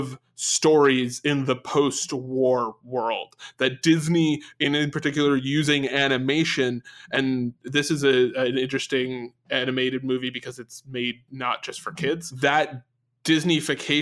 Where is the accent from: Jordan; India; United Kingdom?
United Kingdom; England; As an English person